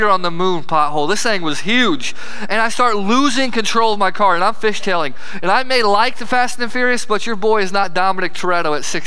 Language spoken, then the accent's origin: English; Herscher, Illinois, United States; I'm from Hersher, Illinois